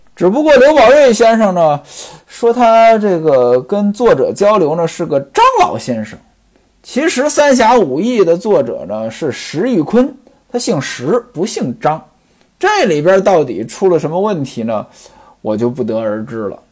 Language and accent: Chinese; northern China, China; now in southern China; 原来呢，我生活在北方，我老家没这个习惯，我老家端午节呢，这个感觉都很淡